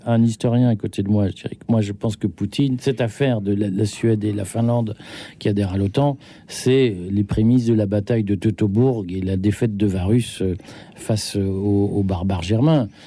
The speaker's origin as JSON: {"language": "French", "country": "Belgium", "tie": "born or raised there", "said": "j'ai grandi en Belgique"}